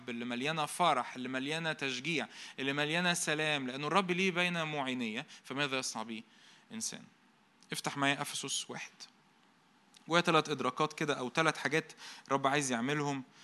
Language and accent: Arabic; Egypt; وأنا مصري أنا مش راجع من المصيف أو حاجة